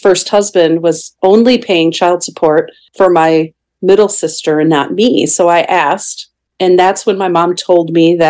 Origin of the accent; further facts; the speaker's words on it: southern Minnesota, United States; I was raised the oldest of 3 daughters from southern Minnesota.